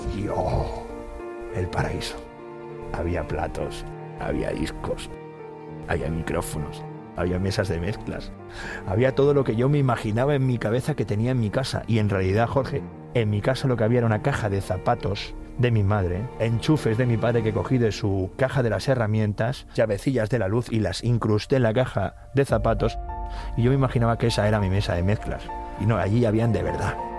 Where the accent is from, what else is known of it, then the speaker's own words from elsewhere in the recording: Cornellà de Llobregat, Catalonia, Spain; moved away as an adult; also born or lived in Barcelona; now in Madrid, Spain; Y desde muy pequeñito, eso sí, me crié en Cornellá